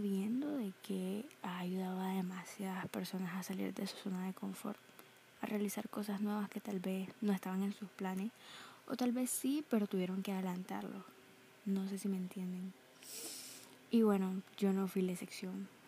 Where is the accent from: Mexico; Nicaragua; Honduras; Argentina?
Nicaragua; tengo 18 años y soy de Nicaragua.